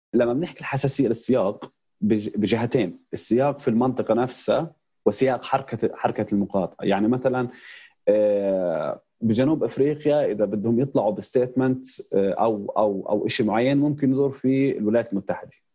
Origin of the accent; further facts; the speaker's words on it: Palestine; احنا كفلسطينيين